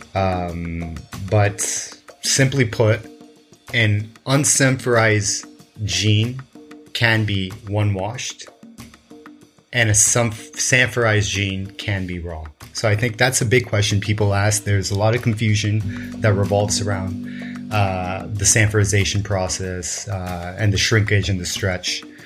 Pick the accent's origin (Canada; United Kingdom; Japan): Japan; Kobe, Hyogo; I was born in in Kobe, Japan